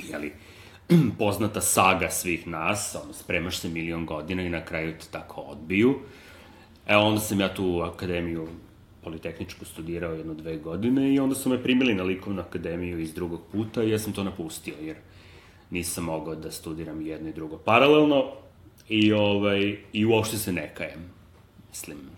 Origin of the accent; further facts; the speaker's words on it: Belgrade, Serbia; moved away as an adult; also born or lived in The Hague; ovde kod nas u Beogradu.